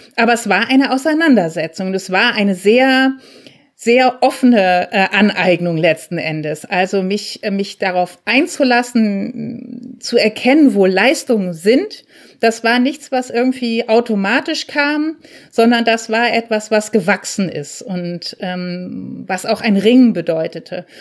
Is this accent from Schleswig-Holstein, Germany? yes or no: yes; near Lübeck, Schleswig-Holstein, Germany; moved away as an adult; also born or lived in Darmstadt; als Norddeutsche, die aus Lübeck kommt oder aus der Nähe davon